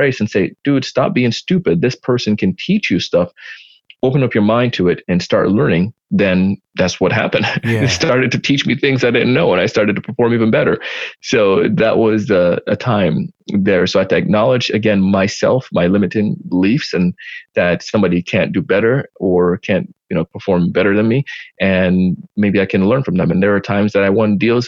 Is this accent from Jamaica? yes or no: yes; Jamaica; I did track being Jamaican